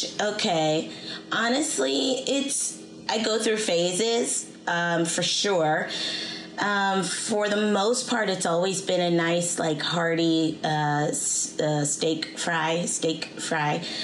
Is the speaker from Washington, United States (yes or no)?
yes; Seattle, Washington, United States; I'm from Seattle